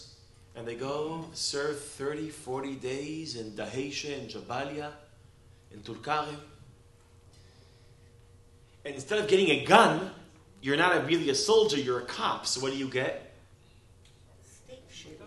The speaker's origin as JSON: {"language": "English", "country": "Israel", "tie": "born or raised there", "said": "I'm Israeli. I was born in Israel, raised in Israel, never outside of Israel for more than a month"}